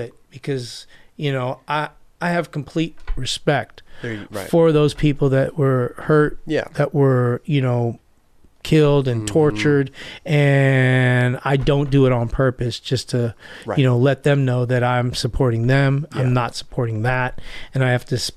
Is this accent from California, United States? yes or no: yes; Los Angeles, California, United States; also born or lived in Hawaii; I grew up in Koreatown right off of Wilshire and Western.